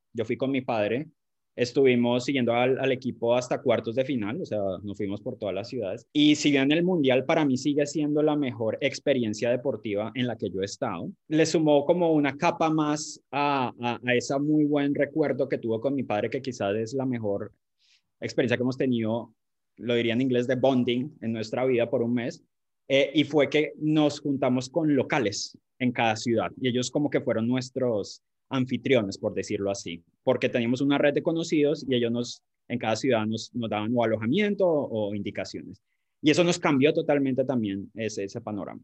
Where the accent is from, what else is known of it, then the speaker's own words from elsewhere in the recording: Colombia; now in England, United Kingdom; yo soy colombiano viviendo aquí en Inglaterra